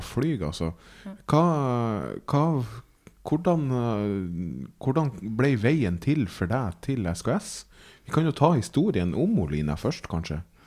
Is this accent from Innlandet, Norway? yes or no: no; Træna, Nordland, Norway; moved away; also born or lived in Myken; For jeg er jo fra Helgeland og fra Træna og gått mine barnsben på Myken og, og, og, ute på Træna